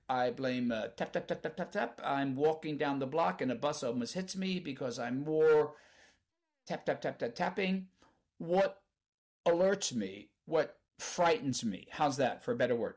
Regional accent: Canada; as we say in Canada

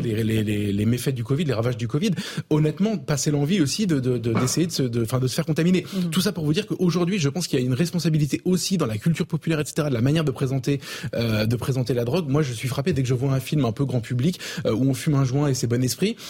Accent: Avignon, Provence-Alpes-Côte d'Azur, France; moved away; je viens d'Avignon. j'étais au lycée à quelques centaines de mètres de l'endroit où il est mort.

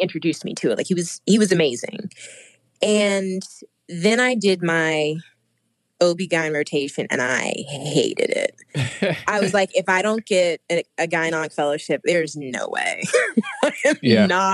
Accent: Midwest, United States; I'm from the Midwest, so my dad and my brothers fished and hunted.

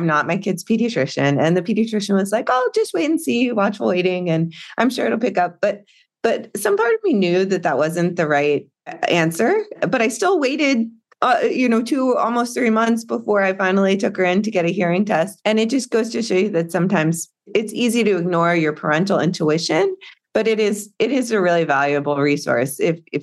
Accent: North Carolina, United States; I grew up in North Carolina, a relatively rural area

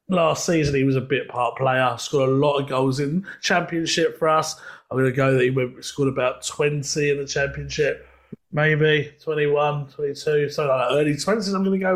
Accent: London, United Kingdom; now in Essex, United Kingdom; I may live in Essex, but I'm originally from London, Leighton Stones.

